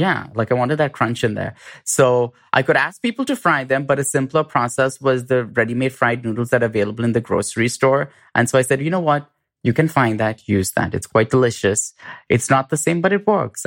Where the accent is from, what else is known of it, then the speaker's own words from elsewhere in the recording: India; moved away; I grew up in India